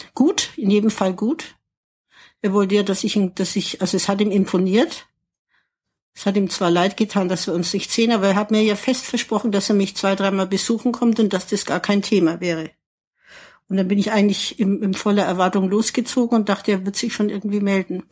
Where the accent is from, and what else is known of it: Ansbach, Bavaria, Germany; born or raised there; moved away as an adult; also born or lived in England / Lausanne / Paris